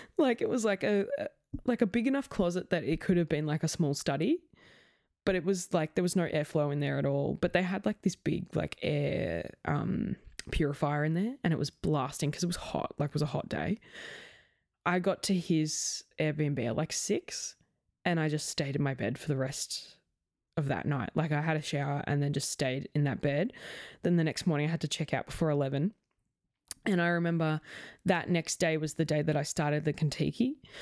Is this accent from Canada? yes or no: no; Australia; I was from Australia